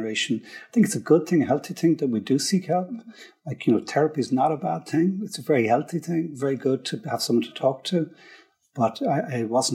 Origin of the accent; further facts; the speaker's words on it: Dublin, Leinster, Ireland; I grew up in Frankfurt Park in Dundrum. It's kind of cul-de-sac, typical, like middle class, South Dublin